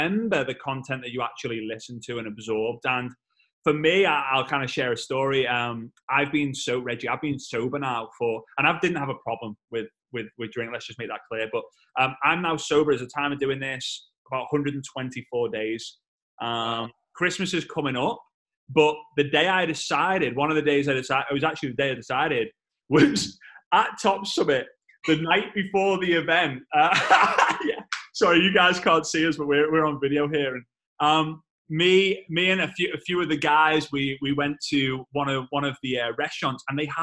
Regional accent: United Kingdom; as a Brit

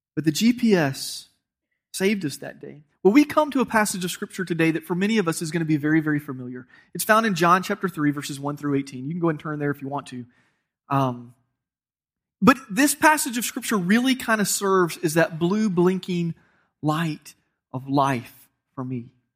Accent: Georgia, United States; I'm from Georgia

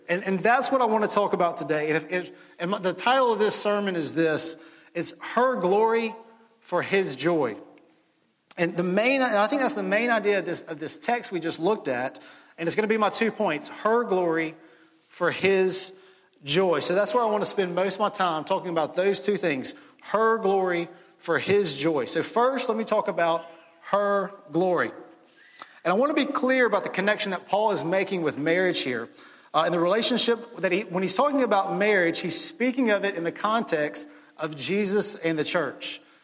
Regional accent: Jackson, Mississippi, United States; moved away as an adult; now in Starkville, United States; I grew up in Jackson, Ole Miss fan all my life

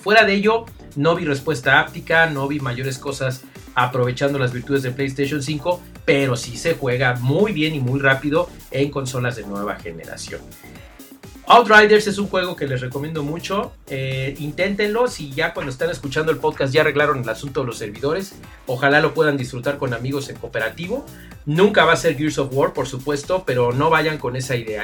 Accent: Mexico; yo soy de México

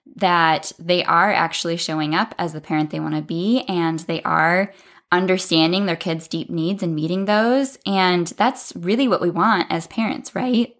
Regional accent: South Dakota, United States; I'm from South Dakota in the Midwest in the United States

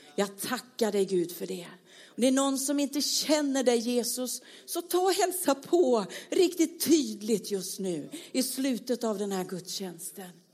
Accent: Småland, Sweden; Jag är ju smålänning längst in här

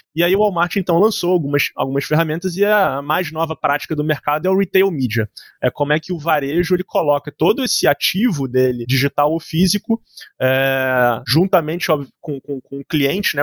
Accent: Rio de Janeiro, Brazil; eu, eu sou carioca

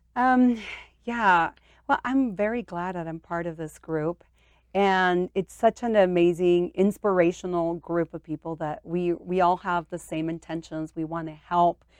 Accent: St. Anthony, Idaho, United States; also born or lived in Mexico; born in Mexico and brought to the U S as a very young girl. and I was raised in Saint Anthony, Idaho.

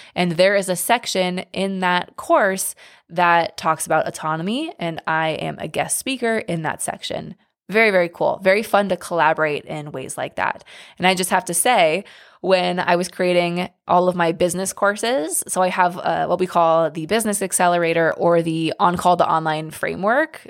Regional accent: Seattle, Washington, United States; moved away; I'm from Seattle, but I do not live in Seattle now

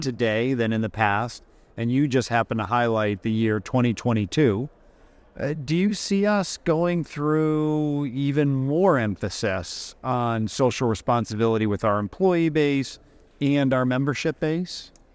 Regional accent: Massachusetts, United States; I grew up in Massachusetts

